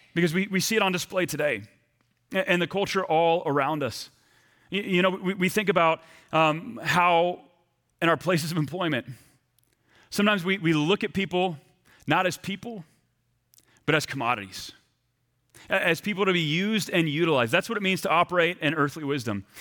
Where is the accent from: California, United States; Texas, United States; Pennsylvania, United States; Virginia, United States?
Texas, United States; East; moved away as an adult; also born or lived in Burlington, Vermont; I left my hometown of East Texas to move about thirty hours cross-country to Burlington, Vermont.